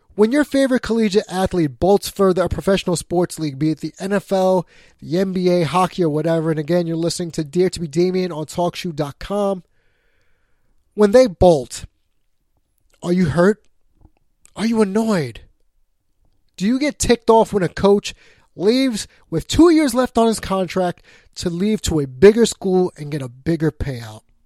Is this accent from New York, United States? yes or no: yes; New York, United States; I'm a New Yorker